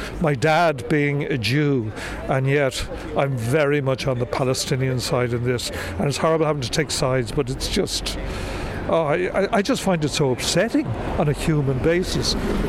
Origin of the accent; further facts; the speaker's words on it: Dublin, Leinster, Ireland; also born or lived in Leeds; I was born here in Dublin, but we lived our early years in Leeds, and he died when I was very young.